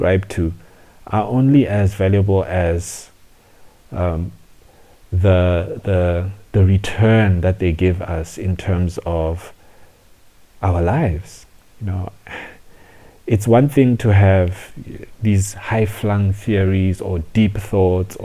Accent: South Africa; also born or lived in Zambia / Johannesburg, South Africa; I grew up in South Africa

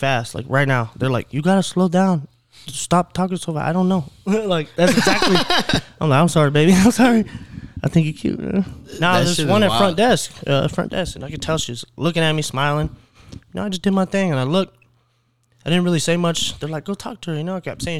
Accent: Clear Lake, Texas, United States; born or raised there

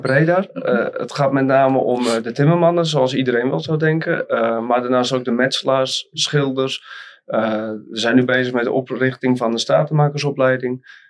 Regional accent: Volendam, North Holland, Netherlands; Ik kom oorspronkelijk uit Noord-Holland, net boven Amsterdam. En om precies te zijn uit Volendam

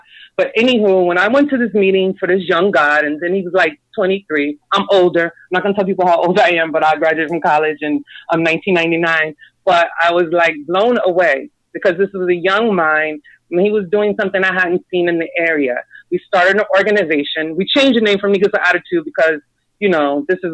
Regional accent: Daytona, Miami, Florida, United States; accent: Southern Geechee; I was raised in Daytona, Miami, so I was raised a lot around Caribbean folk

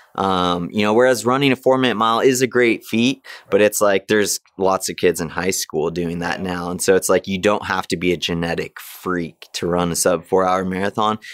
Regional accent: Big Bear, California, United States; my hometown, Big Bear

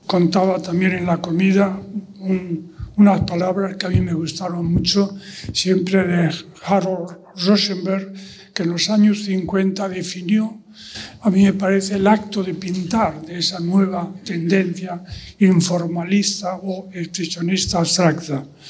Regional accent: Spain; Yo mismo también, como español, como ciudadano español

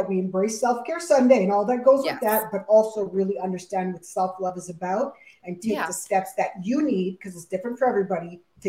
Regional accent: Montreal, Quebec, Canada; being a West Indian person growing up in Montreal, Quebec.

